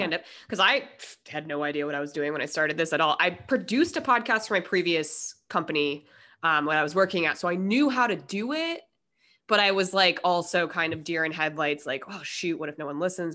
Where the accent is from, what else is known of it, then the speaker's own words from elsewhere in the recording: Denver, Colorado, United States; now in San Diego, United States; I'm from Denver, and, you know, and I've been in San Diego this amount of time